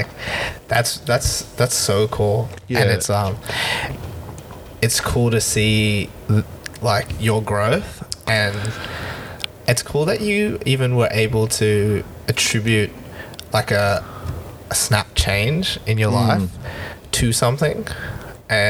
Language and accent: English; Sydney, New South Wales, Australia; also born or lived in Wollongong / Kellyville; I'm Sydney born and raised. But I grew up in Glendenning, which is not too far away.